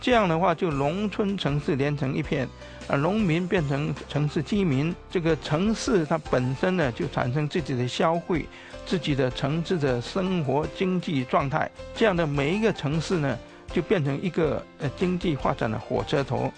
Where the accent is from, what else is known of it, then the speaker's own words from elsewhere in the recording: China; 我们中国人